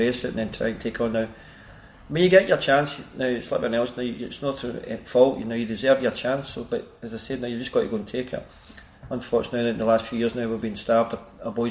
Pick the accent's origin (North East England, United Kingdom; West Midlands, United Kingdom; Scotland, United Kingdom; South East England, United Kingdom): Scotland, United Kingdom; Glasgow; I come from Plantation, it was a hard upbringing, but it was an enjoyable upbringing